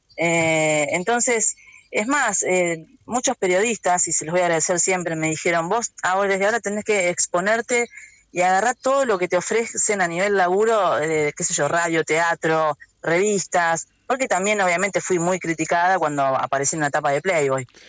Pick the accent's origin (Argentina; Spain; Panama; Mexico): Argentina; todavía tenía esa, cosa de pueblo, ¿no? De donde soy criada